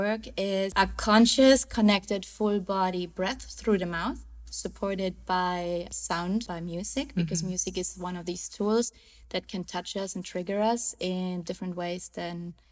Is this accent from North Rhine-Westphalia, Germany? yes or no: no; close to Munich, Bavaria, Germany; now in Cabarete, Dominican Republic; So I was born and raised in Germany, in the south of Germany, close to Munich